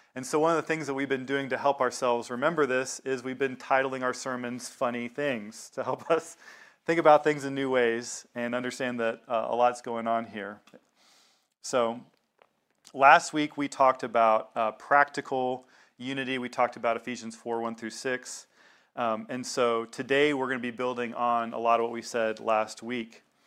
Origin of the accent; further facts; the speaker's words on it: the South, United States; I grew up in the South